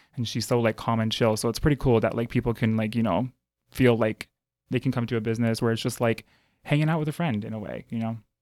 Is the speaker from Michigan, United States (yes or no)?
yes; Detroit suburbs, Michigan, United States; moved away as an adult; now in Chicago, United States; I was born and raised in Michigan and uh, Detroit suburbs, and I moved to Chicago uh, January 1st, 2013.